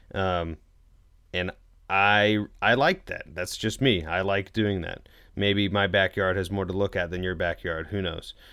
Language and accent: English; Louisville, Kentucky, United States; moved away; I was born in Louisville